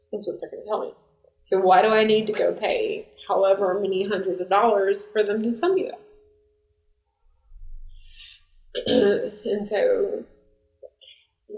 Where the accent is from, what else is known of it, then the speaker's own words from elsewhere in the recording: United States; I'm American